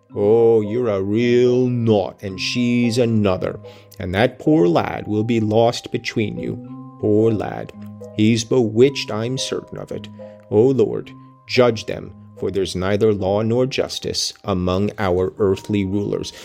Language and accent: English; United States